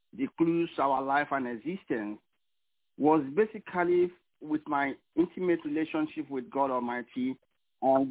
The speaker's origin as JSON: {"language": "English", "region": "Lagos", "country": "Nigeria", "tie": "born or raised there", "also_born_or_lived": "California", "moved": "as an adult", "lives_now": "New York, United States", "said": "I was born in Lagos, Nigeria, but I moved to New York about 17 years ago"}